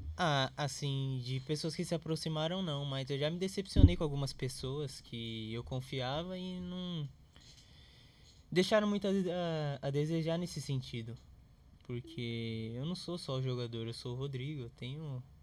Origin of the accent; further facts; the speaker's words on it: São Paulo, Brazil; eu vim da onde eu vim. Eu nasci em Itaquera